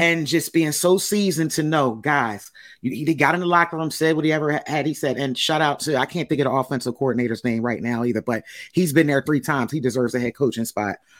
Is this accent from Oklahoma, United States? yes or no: no; Philadelphia, Pennsylvania, United States; I'm from Philly